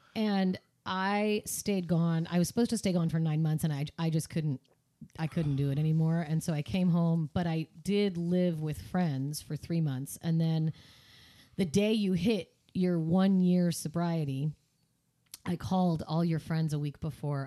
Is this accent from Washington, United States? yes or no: yes; Seattle, Washington, United States; I grew up in Seattle